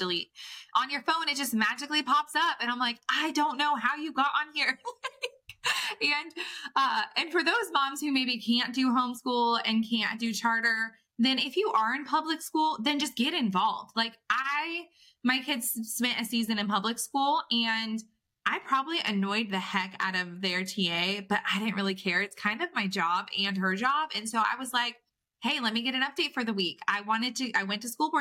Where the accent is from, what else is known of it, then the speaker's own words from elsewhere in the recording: California, United States; I'm from California